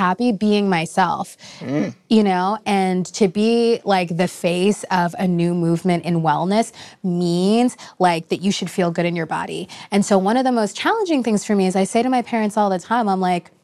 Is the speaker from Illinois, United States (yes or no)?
no; New York City, New York, United States; I was this girl from the Bronx